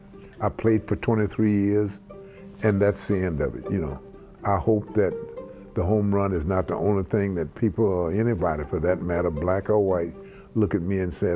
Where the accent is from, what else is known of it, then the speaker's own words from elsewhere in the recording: Mobile, Alabama, United States; When I started talking about dreaming, as a little boy growing up in Mobile, Alabama, I dreamed of playing baseball.